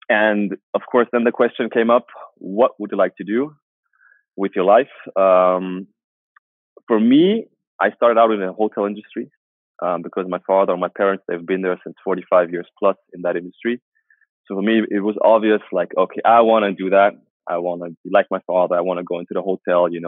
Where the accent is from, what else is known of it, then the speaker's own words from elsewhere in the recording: Germany; born there; also born or lived in Asia; I was born in Germany. I grew up in Asia uh, for a few years.